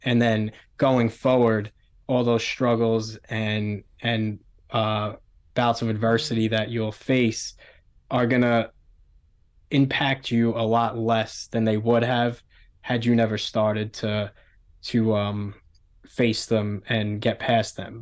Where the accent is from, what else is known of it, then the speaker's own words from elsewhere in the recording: New York City, New York, United States; I grew up in Staten Island, um, Staten Island, New York, small island, one of the five boroughs of the city.